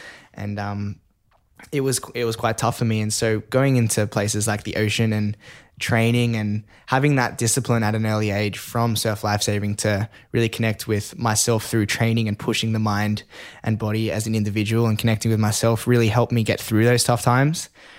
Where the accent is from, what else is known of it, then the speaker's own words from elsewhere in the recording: Sydney, New South Wales, Australia; growing up in Sydney, Northern Beaches, in Manly, Clontarf, but I started doing surf lifesaving at Queenscliff Beach.